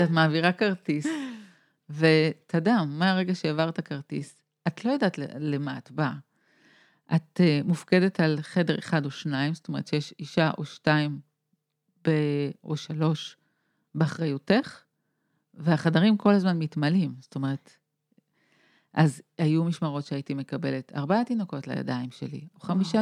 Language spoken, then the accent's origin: Hebrew; Tel Aviv, Tel Aviv District, Israel; אני תל אביבית